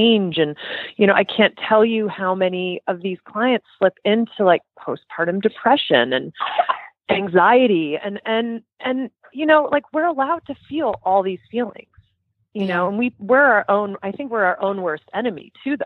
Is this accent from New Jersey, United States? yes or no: yes; New Jersey, United States; I have a truck driver mouth. I'm from New Jersey.